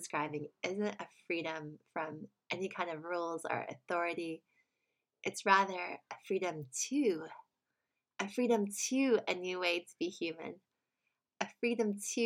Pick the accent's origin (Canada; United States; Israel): United States; moved away; in America, my home country